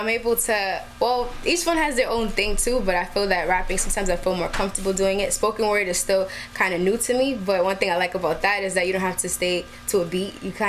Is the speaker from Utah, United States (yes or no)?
no; New York City, New York, United States; born or raised there